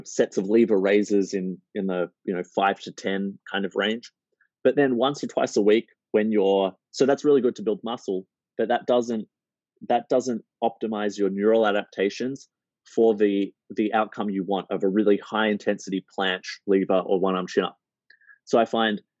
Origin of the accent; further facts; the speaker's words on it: Melbourne, Victoria, Australia; I'm from Melbourne. We love our coffee